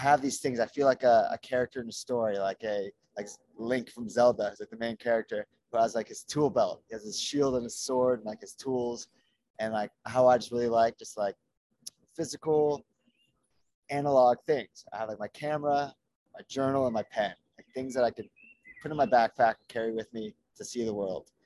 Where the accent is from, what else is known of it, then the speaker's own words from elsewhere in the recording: Los Angeles, California, United States; Los Angeles